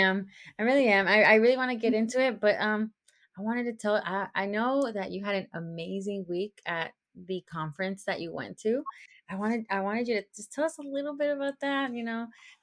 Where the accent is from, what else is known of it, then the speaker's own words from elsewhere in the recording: Georgia, United States; he is from my hometown here in Georgia.